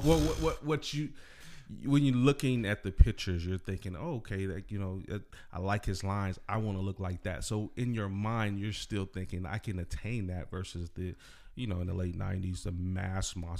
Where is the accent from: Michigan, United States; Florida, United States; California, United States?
California, United States; Salinas; I'm from Salinas area.